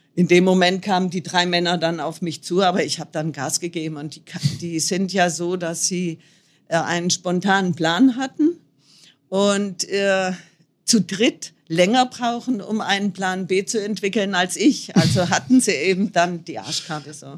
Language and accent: German; North Hesse, Germany; Nordhessen, wo ich herkomme